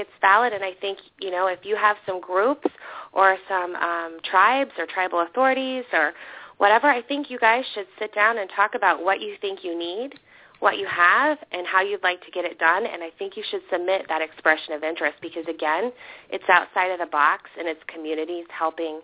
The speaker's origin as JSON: {"language": "English", "region": "Iowa", "country": "United States", "said": "I'm from Iowa"}